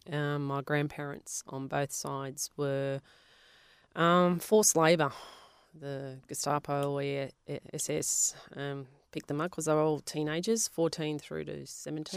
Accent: Melbourne, Victoria, Australia; first language Polish; English is a second language; where we were from, Avondale Heights, there was a lot of Italians

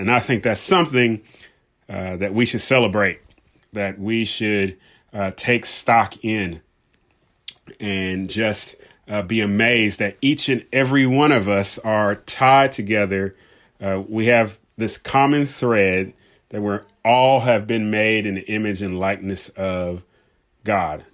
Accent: Southern California, United States; I grew up in Southern California.

